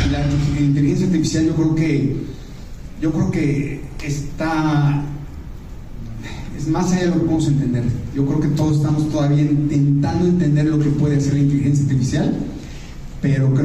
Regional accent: Mexico; que nos han dividido como mexicanos me, baja mucho mi energía y no soy esa persona.

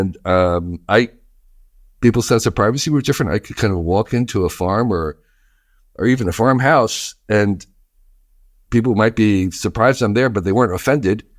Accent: New Jersey, United States; I grew up in New Jersey

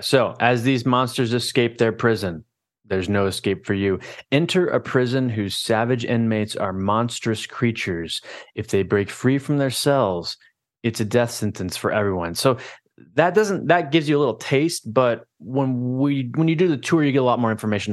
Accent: Orlando, Florida, United States; moved away; I grew up in Orlando, Florida

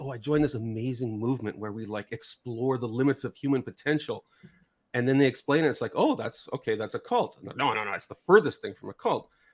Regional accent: Canada; I'm from North America, so I'm Canadian

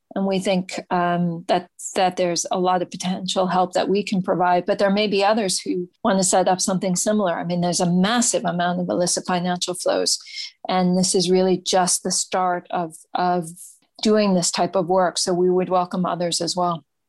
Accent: United States; I'm an American

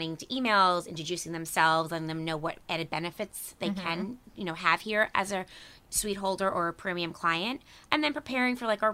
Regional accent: Harrison, New York, United States; I grew up in a town of Harrison, which is in Westchester County

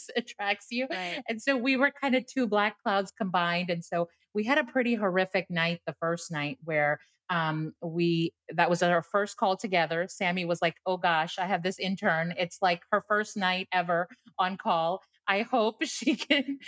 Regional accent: Houston, Texas, United States; I grew up in Houston for most of my like high school, middle school. So my family's from here

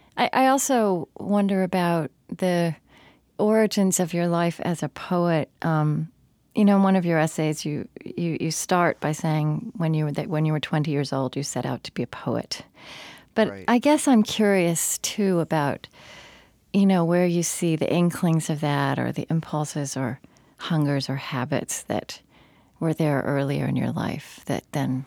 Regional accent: Oklahoma, United States; moved away; I grew up not in West Texas, but in central Oklahoma.

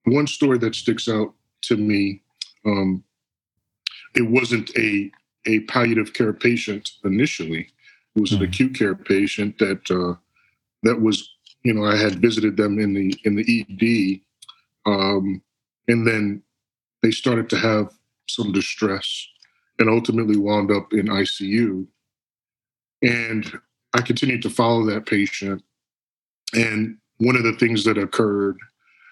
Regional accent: Long Island, New York, United States; moved away; I'm originally from Long Island, New York.

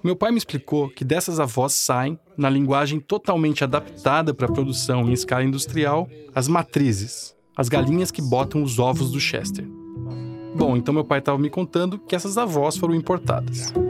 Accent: Florianópolis, Santa Catarina, Brazil; minha terra, uma rivalidade tipo Havaí Figueirense

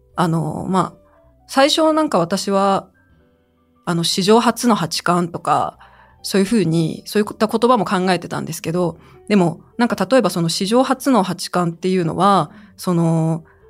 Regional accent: China; now in Japan; 私が中国出身ということ

